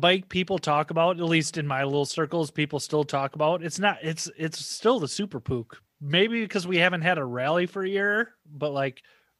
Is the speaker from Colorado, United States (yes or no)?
no; Southern Minnesota, United States; I'm a hick from Southern Minnesota